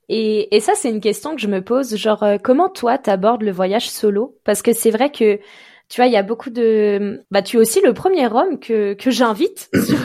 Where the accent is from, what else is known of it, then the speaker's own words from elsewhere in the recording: Évian-les-Bains, Auvergne-Rhône-Alpes, France; je suis né à Evian, je sais que c'est en France